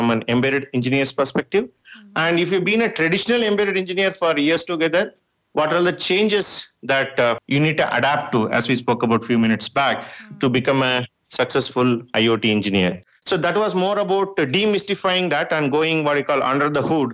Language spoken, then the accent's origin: English; India; first language Tamil; English is a second language; I grew up in my farming years in my native place. My mother tongue is Tamil